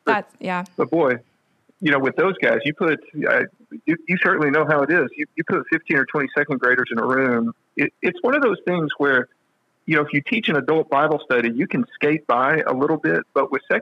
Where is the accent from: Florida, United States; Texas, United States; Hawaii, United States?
Texas, United States; West; now in Nashville, United States; I'm from a small town out in West Texas